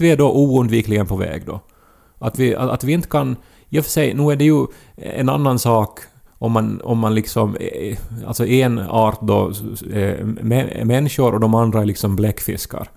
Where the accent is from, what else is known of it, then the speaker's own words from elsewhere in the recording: Pedersöre, Ostrobothnia, Finland; när vi växte upp i Pedersöre